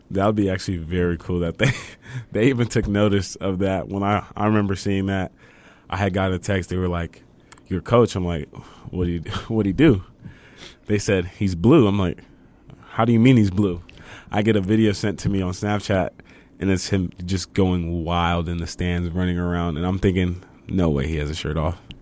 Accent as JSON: {"language": "English", "town": "Fontana", "region": "California", "country": "United States", "moved": "as an adult", "lives_now": "El Paso, United States", "said": "I'm from Fontana, California"}